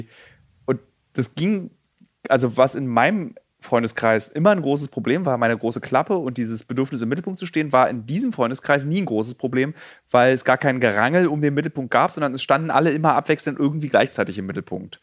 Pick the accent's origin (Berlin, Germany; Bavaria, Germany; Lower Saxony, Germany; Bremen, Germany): Berlin, Germany; damit haben wir Berliner, also die gebürtigen Berliner